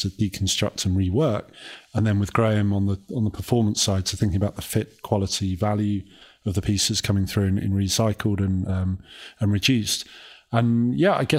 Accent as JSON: {"language": "English", "area": "Kent", "region": "South East England", "country": "United Kingdom", "tie": "born or raised there", "said": "We grew up in Kent, so southeast of England, and it was 4 miles to the nearest shop"}